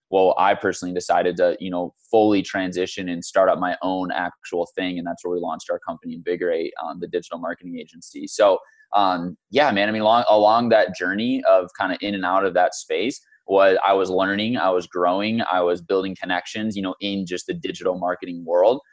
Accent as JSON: {"language": "English", "region": "Michigan", "country": "United States", "tie": "born or raised there", "also_born_or_lived": "St. Louis, Missouri", "moved": "as an adult", "lives_now": "Scottsdale, United States", "said": "was brought to Michigan when I was in second grade with my family. Um, grew up in Michigan pretty much my entire life until just over a year ago when I moved out here to Scottsdale."}